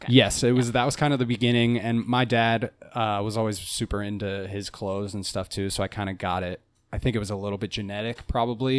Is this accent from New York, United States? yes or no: no; Cincinnati, Ohio, United States; I'm from Cincinnati and I grew up in a you know very suburban midwestern neighborhood